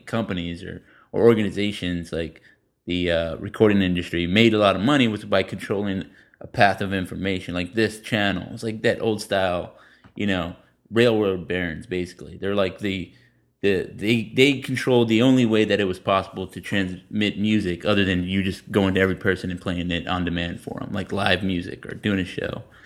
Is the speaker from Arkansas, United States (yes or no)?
no; San Antonio, Texas, United States; moved away; also born or lived in Denton; I'm from San Antonio